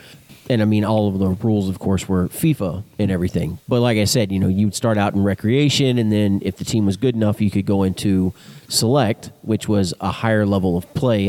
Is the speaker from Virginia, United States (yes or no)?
no; a town near Dallas, Texas, United States; born or raised there